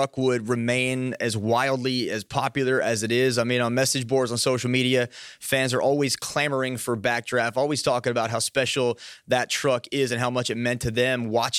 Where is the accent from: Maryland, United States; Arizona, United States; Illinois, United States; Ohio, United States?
Maryland, United States; I grew up in Maryland.